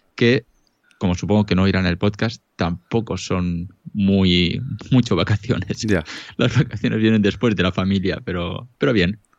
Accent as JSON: {"language": "Spanish", "town": "Elche", "region": "Valencian Community", "country": "Spain", "moved": "yes", "lives_now": "Lausanne, Switzerland", "said": "originalmente soy de Elche ilícita"}